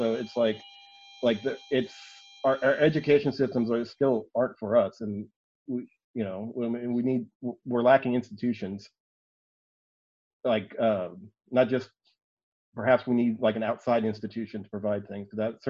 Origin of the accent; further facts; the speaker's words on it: San Diego, California, United States; also born or lived in North Texas; I didn't exactly grow up in L.A., but, like, I have family that lives there, and I grew up in San Diego and North Texas